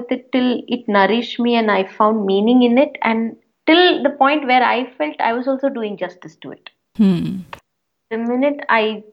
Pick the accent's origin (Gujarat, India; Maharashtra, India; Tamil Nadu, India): Tamil Nadu, India; Chennai; I'm born and brought up in Madras, now popularly known as Chennai